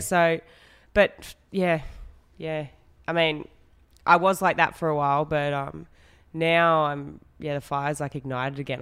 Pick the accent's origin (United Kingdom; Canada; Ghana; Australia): Australia; Western Australia; I grew up in Western Australia.